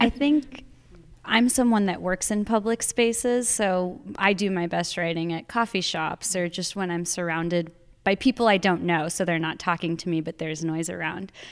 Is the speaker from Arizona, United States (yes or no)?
yes; Arizona, United States; moved away; I'm from Arizona originally, and I I'm back in Arizona as of a year and a half ago